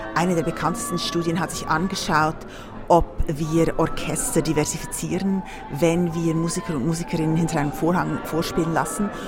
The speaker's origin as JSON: {"language": "German", "country": "Switzerland", "said": "in Deutschland oder der Schweiz, wo ich herkomme"}